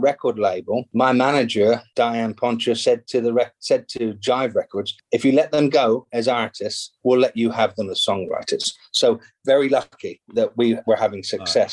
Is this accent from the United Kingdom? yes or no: yes; England, United Kingdom; moved away as an adult; now in Los Angeles, United States; being an English songwriter